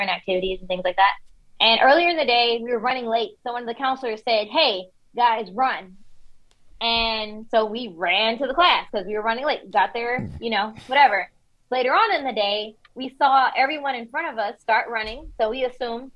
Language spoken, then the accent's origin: English; Detroit, Michigan, United States; moved away as an adult; also born or lived in Washington, D.C.; now in Texas, United States; I grew up in Detroit